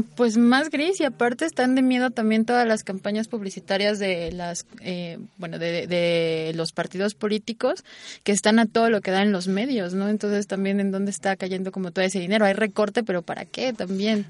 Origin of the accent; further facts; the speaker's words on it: Mexico; porque los mexicanos teníamos éramos más bajitos